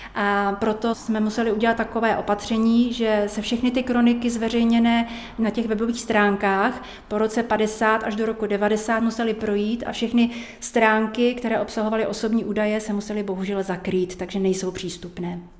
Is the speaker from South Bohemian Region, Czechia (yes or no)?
yes; Český Krumlov, South Bohemian Region, Czechia; já jsem přímo rodačka z Českého Krumlova